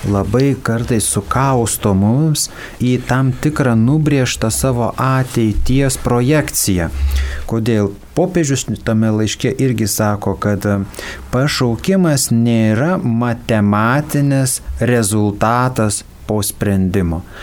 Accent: Raseiniai, Jurbarkas district, Tauragė County, Lithuania; Aš gimiau švenčiausios mergelės Marijos parapijoje Raseiniuose, o po to gyvenau Jurbarko rajone esančiame Pašaltonio kaime, kur yra mergelės Marijos į dangų ėmimo bažnyčia.

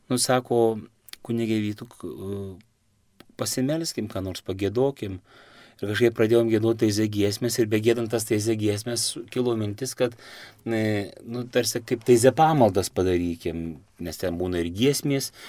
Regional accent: Prienai, Kaunas County, Lithuania; aš pats iš Prienų, Dzukijoje, E, Suvalkyjoje, Zanavikijoje

